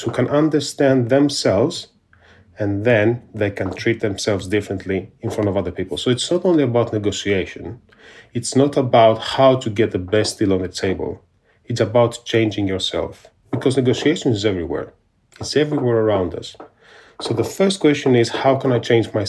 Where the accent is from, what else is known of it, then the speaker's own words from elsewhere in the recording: Peloponnese, Greece; also born or lived in Athens, Greece; now in United Kingdom; even though I was born in Athens, I come from a very small village in the Peloponnese. And when I was 5 years old, this is the time that I went to live there together with my family.